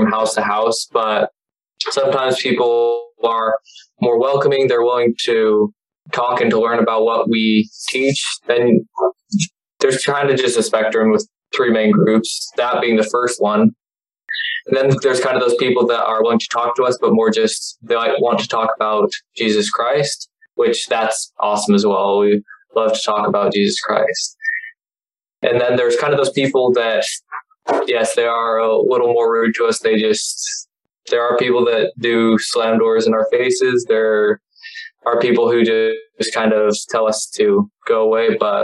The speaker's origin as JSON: {"language": "English", "town": "Elk Ridge", "region": "Utah", "country": "United States", "moved": "as an adult", "lives_now": "North Georgia, United States", "said": "I'm from Elk Ridge, Utah"}